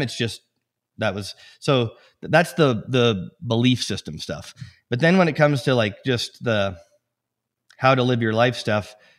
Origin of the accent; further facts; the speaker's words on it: Edmonton, Alberta, Canada; now in Steamboat Springs, United States; I was born in Edmonton, Alberta, in Canada